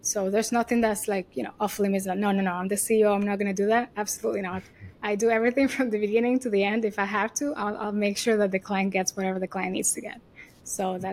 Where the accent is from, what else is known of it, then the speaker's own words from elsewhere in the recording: Venezuela; English is a second language; moved away as an adult; also born or lived in Miami / New York; if you hear my accent, I'm not American, right? I was born and raised in Venezuela.